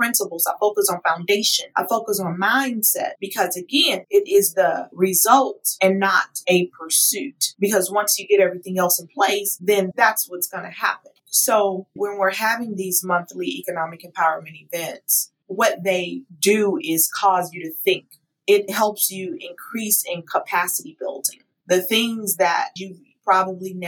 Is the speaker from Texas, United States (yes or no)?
yes; Houston, Texas, United States; moved away as an adult; now in Atlanta, United States; When I moved from my hometown, Houston, Texas, to Atlanta, Georgia in 2016